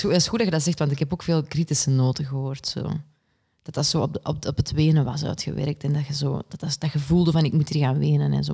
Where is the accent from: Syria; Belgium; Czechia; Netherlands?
Belgium; Kempen, Flanders; now in Antwerp, Belgium; ik ben afkomstig uit de Kempen